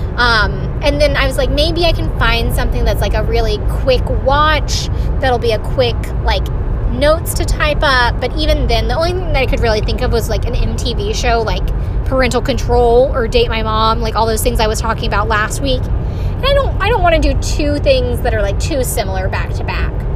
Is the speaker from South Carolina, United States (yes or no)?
yes; Greenville, South Carolina, United States; now in North Carolina, United States; I am someone who was born and raised in South Carolina